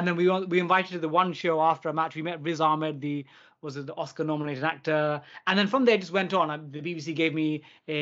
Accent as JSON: {"language": "English", "region": "London", "country": "United Kingdom", "tie": "born or raised there", "said": "I was born and raised in East London"}